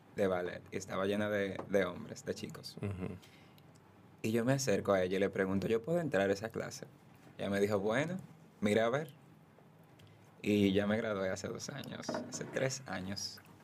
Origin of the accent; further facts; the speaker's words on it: Haina, San Cristóbal, Dominican Republic; Soy de Jaina. Empecé, soy bailarín y fotógrafo. Empecé a bailar a los 15 años en la Casa de la Cultura de Jaina